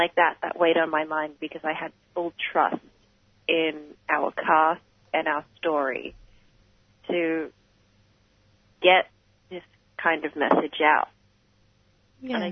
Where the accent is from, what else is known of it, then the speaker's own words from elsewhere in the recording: Melbourne, Victoria, Australia; my background is Filipino, but I was born here and born and raised in Melbourne.